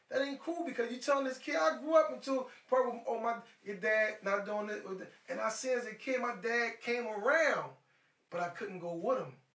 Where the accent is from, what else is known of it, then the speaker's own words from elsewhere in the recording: Philadelphia, Pennsylvania, United States; It's a Maryland number, but I'm from Philly. I'm here based in Philly.